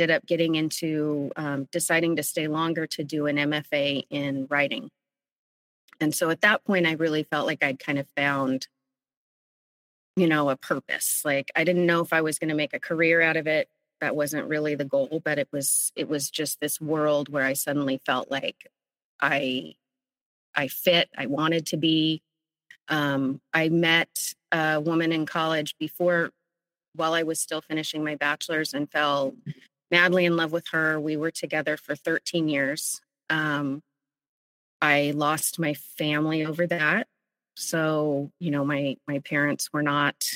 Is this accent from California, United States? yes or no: yes; Central Valley, California, United States; also born or lived in San Francisco; I grew up in the Central Valley in California in a rural town